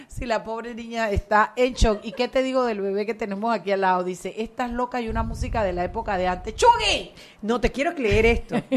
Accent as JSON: {"language": "Spanish", "region": "Chiriquí", "country": "Panama", "said": "Chiriquí, mi tierra querida."}